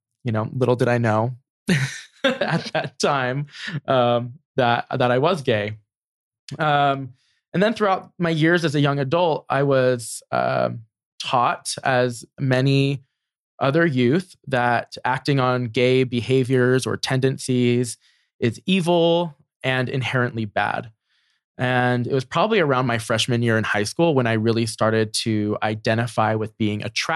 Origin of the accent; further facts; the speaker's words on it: New Jersey, United States; I'm very thankful for my experience growing up in New Jersey.